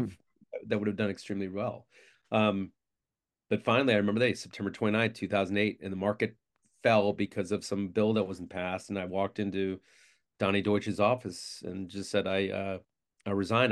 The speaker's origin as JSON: {"language": "English", "town": "Syracuse", "region": "New York", "country": "United States", "tie": "born or raised there", "said": "from Syracuse, New York, the best city on earth."}